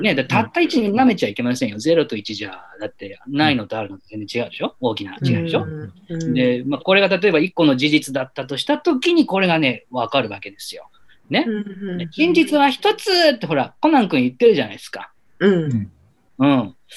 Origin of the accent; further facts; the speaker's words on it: Yamanashi, Japan; moved away as an adult; now in Tokyo, Japan; 私の地元の山梨